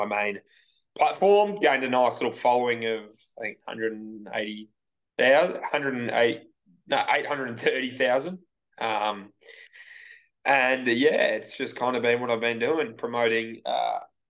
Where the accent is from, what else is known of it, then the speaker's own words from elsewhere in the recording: Melbourne, Victoria, Australia; I went to high school back where I grew up in Hawthorne, and that was Xavier College